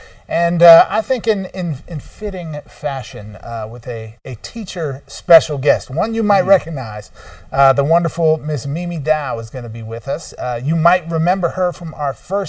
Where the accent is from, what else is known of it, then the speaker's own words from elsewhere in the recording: Midwest, United States; I'm from the Midwest